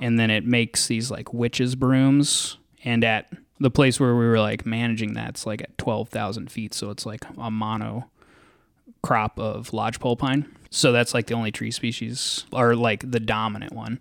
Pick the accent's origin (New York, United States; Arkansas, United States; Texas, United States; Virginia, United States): Texas, United States; Dallas; moved away as an adult; also born or lived in Western Colorado / Twin Cities, Minnesota; now in Farmington, United States; I'm originally from Dallas, Texas